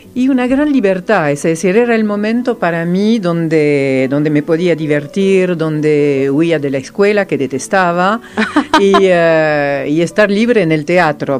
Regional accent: France; first language Serbo-Croatian; Spanish is a second language; moved away as an adult; now in Argentina; Soy la sola francesa

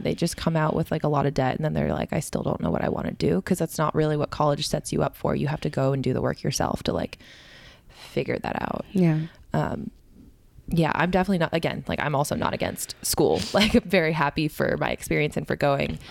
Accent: Canada; moved away as an adult; also born or lived in Connecticut; growing up in Canada my whole life

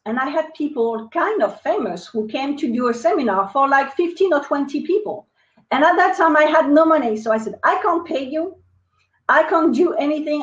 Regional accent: France; accent: French; English is a second language; moved away as an adult; now in United States; they will probably notice my accent. So I'm French. Uh, I moved to the United States in 2003

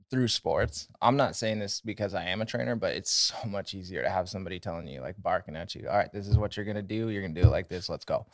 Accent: Havre, Montana, United States; we're from North Central Montana.

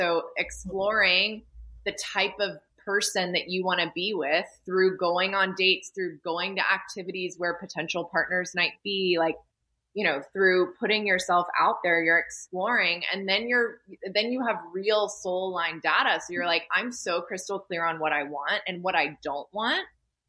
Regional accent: the South, United States; You know, I'm from the South, so, you know, all my friends have at least 3 kids by now.

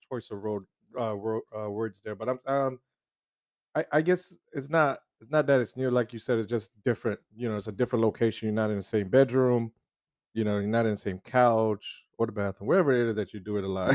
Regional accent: South Florida, United States; I'm already from South Florida

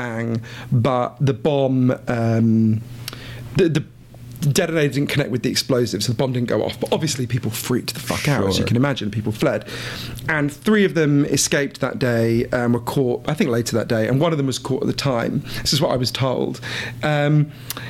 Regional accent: United Kingdom; the thing I'm most proud of as a British person is the British sense of humor.

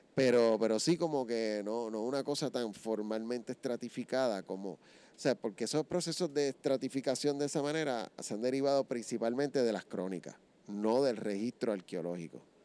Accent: Puerto Rico

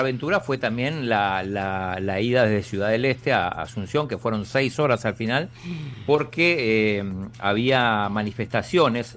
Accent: Argentina; somos argentinos

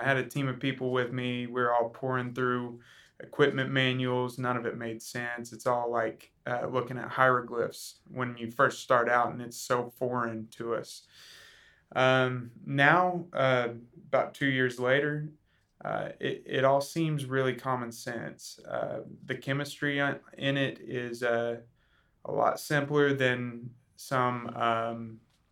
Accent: Tuttle, Oklahoma, United States; we're just southwest of Oklahoma City in a little town called Tuttle. I grew up there

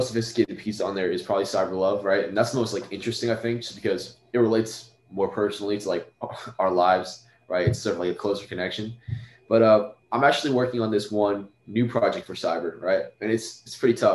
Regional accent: Northern Virginia, United States; I was raised in Northern Virginia

